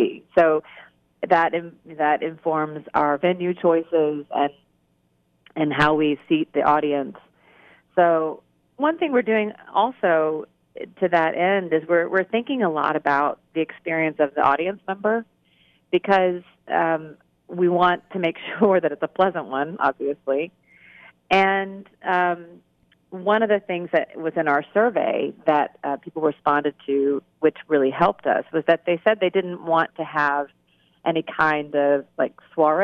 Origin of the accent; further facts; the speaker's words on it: Huntsville, Alabama, United States; moved away; I grew up in Huntsville, and I spent my formative years there